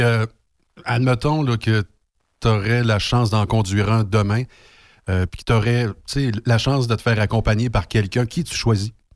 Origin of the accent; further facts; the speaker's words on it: Saint-Fortunat, Quebec, Canada; moi, je suis né à Saint-Fortuna. Si tu passes sur la 263, mhm. je suis né juste en arrivant au village.